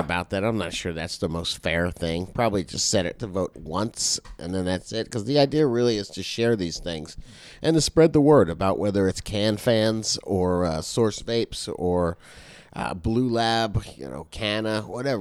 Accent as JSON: {"language": "English", "region": "Florida", "country": "United States", "said": "I'm from Florida"}